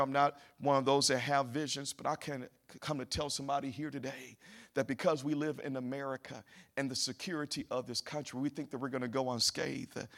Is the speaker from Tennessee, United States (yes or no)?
yes; Memphis, Tennessee, United States; now in Kansas City, United States; I do come from Memphis